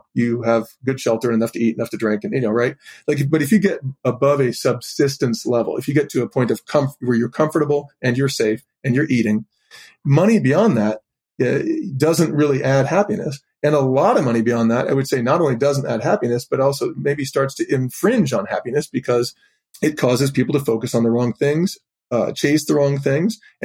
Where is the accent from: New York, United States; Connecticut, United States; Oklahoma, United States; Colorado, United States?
Colorado, United States; Boulder; I grew up in Boulder, Colorado